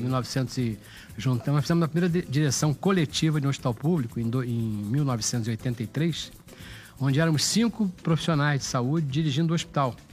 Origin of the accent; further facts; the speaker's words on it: Rio de Janeiro, Brazil; nasci em São Cristóvão